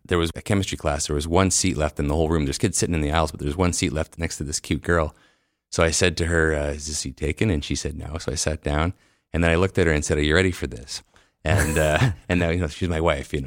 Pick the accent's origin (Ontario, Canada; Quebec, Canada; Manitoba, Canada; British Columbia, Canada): Manitoba, Canada; Winnipeg; also born or lived in Cold Lake, Alberta / San Francisco; I've lived almost my entire life in Winnipeg with a couple of little breaks.